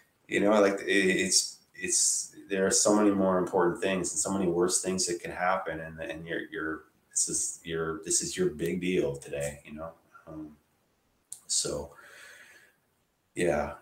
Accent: Ottawa, Ontario, Canada; also born or lived in Toronto; I didn't grow up in Toronto. I grew up here in Ottawa where I live now

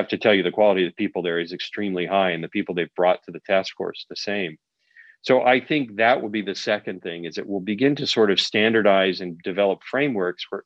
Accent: Huntington Beach, California, United States; I was growing up in Huntington Beach and Found Valley area

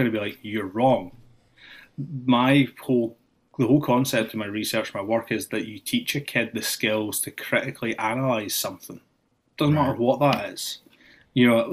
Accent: Scotland, United Kingdom; moved away as an adult; also born or lived in Austin, Texas; now in Springfield, United States; when I grew up in Scotland

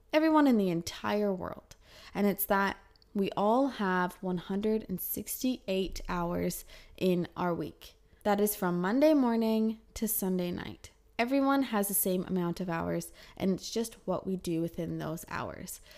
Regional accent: Kelowna, British Columbia, Canada; moved away as an adult; also born or lived in Calgary; in Canada, in Kelowna, my hometown, I worked nine to five

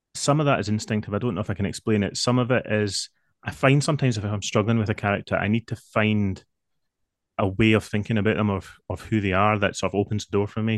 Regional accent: Scotland, United Kingdom; I am definitely Scottish

